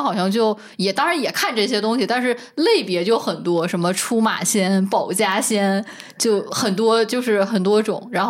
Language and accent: Chinese; Northeast China, China; 我因为我生在东北嘛